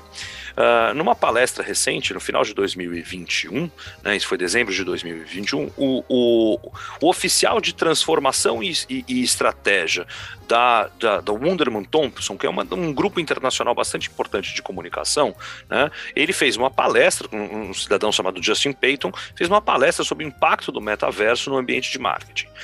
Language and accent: Portuguese; São Paulo, Brazil; Eu sou de São Paulo, natural de São Paulo, capital